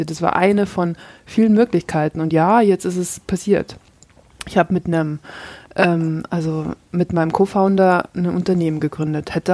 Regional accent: Munich, Bavaria, Germany; Mm, ich komme aus München.

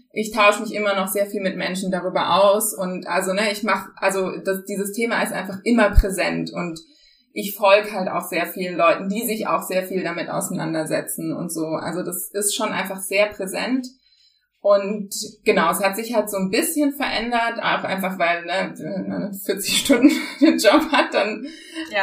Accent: Germany; first language German; ich bin Deutsche auf jeden Fall, aber meine Eltern zum Beispiel, die kommen, äh, also die haben einen Migrationshintergrund ähm, und trotzdem bin ich sehr deutsch aufgewachsen

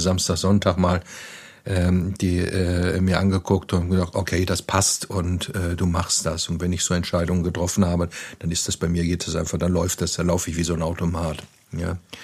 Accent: Lüdenscheid, North Rhine-Westphalia, Germany; moved away as an adult; now in Neuwied, Germany; Ich komme aus Westfalen, ich bin in Lüdenscheid zur Schule gegangen

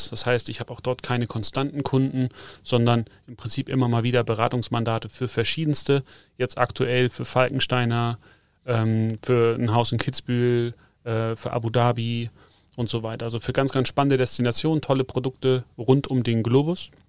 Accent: Schleswig-Holstein, Germany; moved away as an adult; also born or lived in Hamburg; now in Munich, Germany; also ich bin selber geboren in Schleswig-Holstein, ähm, kurz vor Dänemark quasi. Jetzt hat es mich schon seit knapp 15 Jahren, mehr wie 15 Jahre hier unten nach Bayern verschlagen.

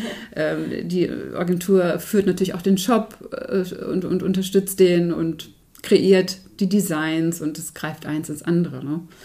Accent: Herzberg am Harz, Lower Saxony, Germany; Also ich bin Herzberg am Harz aufgewachsen

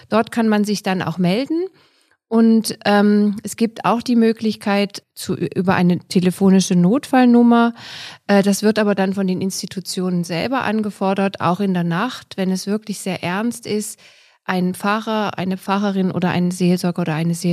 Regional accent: Germany; moved away as an adult; now in Austria; Es gibt in Österreich nicht viele, ähm, aber ich komme ja aus Deutschland und habe dort die Ausbildung und das Studium absolviert und freue mich, dass ich hier tätig sein kann.

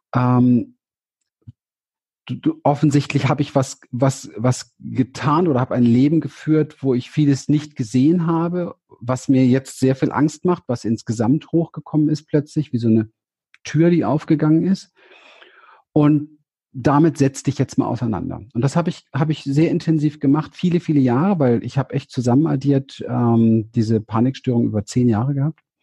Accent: Berlin, Germany; Ich bin in Berlin aufgewachsen im Hinterhof

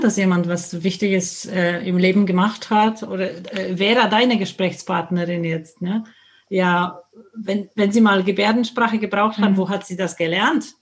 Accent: Poland; German is a second language; now in Nuremberg, Germany; wie man das an meinem Akzent hört, stamme ich aus Polen, lebe seit 30 Jahren, aber in Deutschland und die ganze Zeit schon in Nürnberg

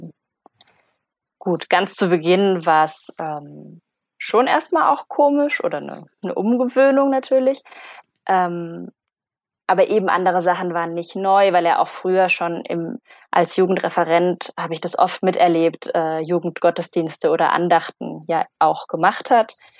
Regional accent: Konstanz, Baden-Württemberg, Germany; moved away as an adult; also born or lived in Palermo, Sicily; ich bin aufgewachsen in Konstanz am Bodensee

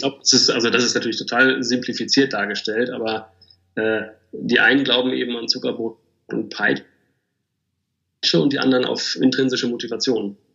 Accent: Bielefeld, North Rhine-Westphalia, Germany; erstmal bin ich geborener Bielefelder

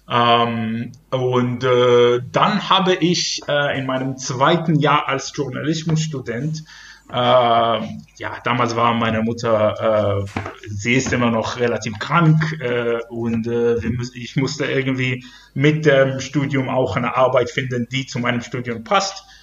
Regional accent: Ashdod, Southern District, Israel; German is a second language; now in Germany; dank verschiedenen Entwicklungen im Fußball in Israel und spezifisch in meiner Heimatstadt Ashdod.

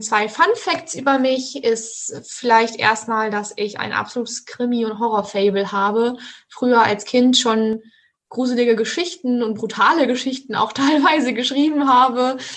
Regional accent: Münster, North Rhine-Westphalia, Germany; Ich komme tatsächlich aus Münster und finde es einfach so toll hier, dass ich direkt mal geblieben bin

